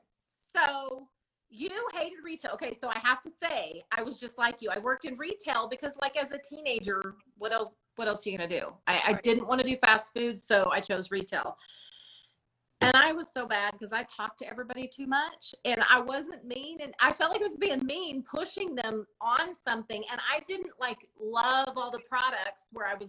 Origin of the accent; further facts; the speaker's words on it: Modesto, California, United States; moved away; I was raised in the North Central Valley up by Modesto area